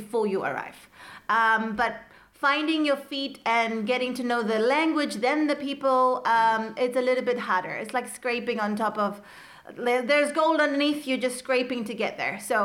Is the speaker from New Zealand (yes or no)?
yes; New Zealand; moved away as an adult; now in Iceland; I am from New Zealand and I have lived here for the past 14 years.